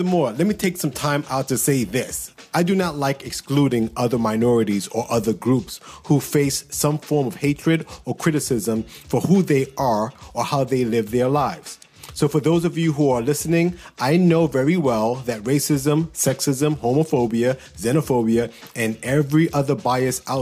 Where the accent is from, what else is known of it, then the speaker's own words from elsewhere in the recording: United States; I'm brown-skinned, I'm American